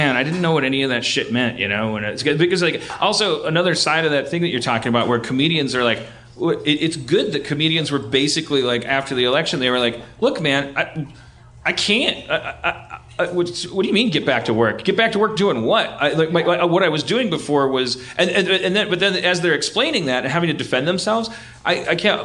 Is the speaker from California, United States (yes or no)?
no; Milwaukee, Wisconsin, United States; I grew up in Milwaukee